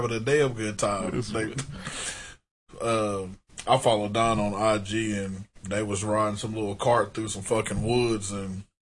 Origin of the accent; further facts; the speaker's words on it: Arkansas, United States; now in Kansas, United States; I'm from Arkansas. I live here.